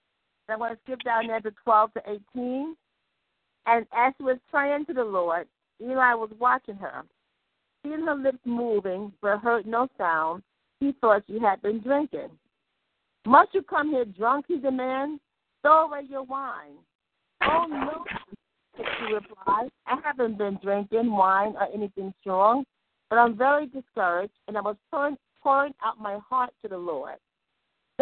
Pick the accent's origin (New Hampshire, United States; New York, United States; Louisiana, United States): New York, United States; New York City; I'm from the Bronx, and I'm affiliated now with Salvation Baptist Church